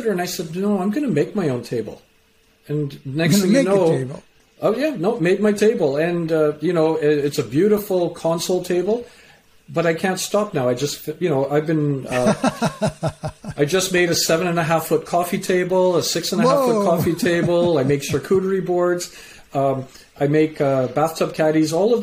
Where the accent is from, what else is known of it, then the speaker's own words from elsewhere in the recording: Canada; also born or lived in England; I was born in England, raised in Canada.